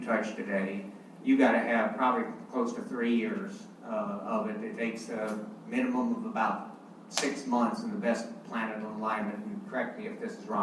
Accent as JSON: {"language": "English", "town": "Albuquerque", "region": "New Mexico", "country": "United States", "tie": "born or raised there", "also_born_or_lived": "Texas", "moved": "yes", "said": "I grew up in Albuquerque, New Mexico"}